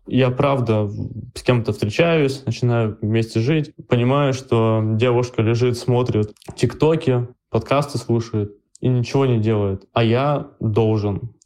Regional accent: Urals, Russia; я же парень с Урала

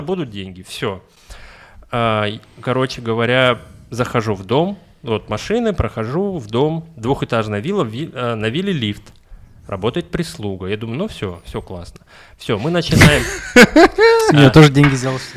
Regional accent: Russia; also born or lived in Kaluga; я из России

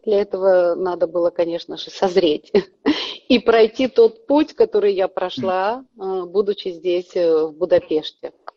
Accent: Kazakhstan; moved away as an adult; now in Budapest, Hungary; Я сама родом с Казахстана.

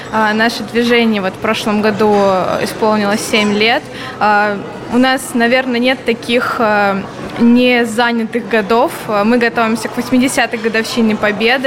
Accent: Tver, Tver Oblast, Russia; я сама из Тверской области, из города Твери

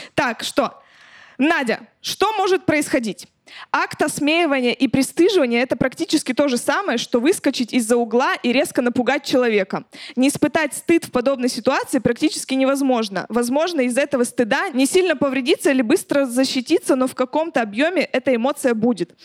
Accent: a settlement near Chelyabinsk, Chelyabinsk Oblast, Russia; я в поселке росла, в Челябинске.

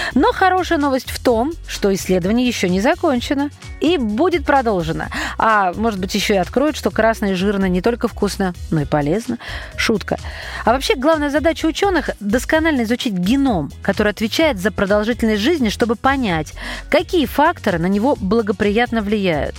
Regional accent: Russia; у нас в родных краях

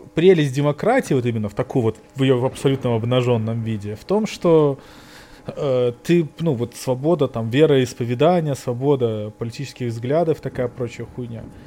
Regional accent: Belarus; now in New York, United States; Мы же белорусы

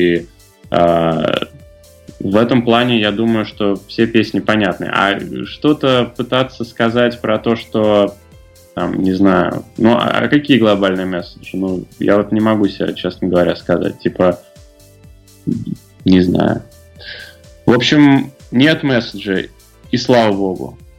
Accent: Tambov, Tambov Oblast, Russia; moved away; А, я сам не из Москвы, и, в принципе, из маленького города тоже, я не думаю, сильно он отличается от э, белорусских городов, я из Тамбова. Я очень хотел уехать все детство.

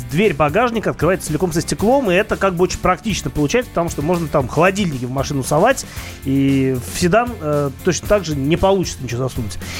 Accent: Saint Petersburg, Russia; Я из Питера

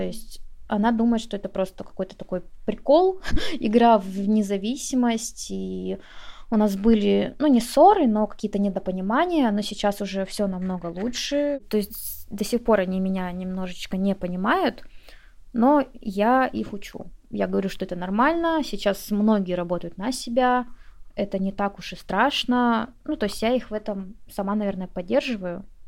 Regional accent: Komsomolsk-on-Amur, Khabarovsk Krai, Russia; moved away as an adult; Я из города Комсомольска на Амуре. Я с Дальнего Востока. Многие не слышали об этом городе, хотя он не такой маленький. Я переехала со своего родного города довольно-таки поздно. Мне было 24 года.

